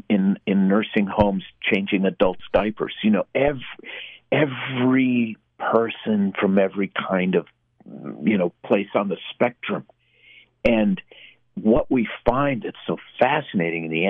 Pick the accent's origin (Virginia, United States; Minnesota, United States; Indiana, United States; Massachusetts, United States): Minnesota, United States; Minneapolis; I was born in Minneapolis in 1960